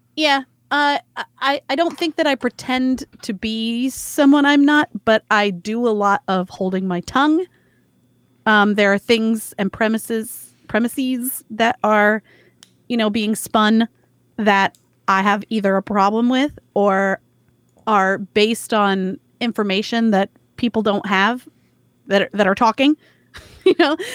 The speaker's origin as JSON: {"language": "English", "region": "the South", "country": "United States", "tie": "born or raised there", "said": "growing up in the South"}